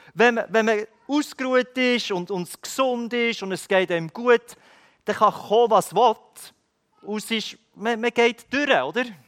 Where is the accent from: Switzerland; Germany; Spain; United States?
Switzerland; ich als Schweizer